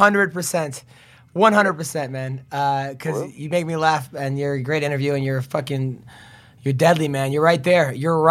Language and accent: English; United States; I'm American.